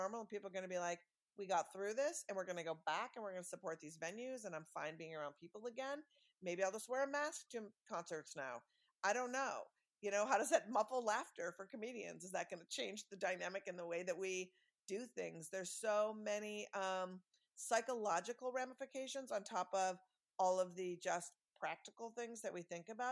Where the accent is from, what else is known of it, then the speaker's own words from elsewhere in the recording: Minneapolis, Minnesota, United States; growing up in Minneapolis and First Avenue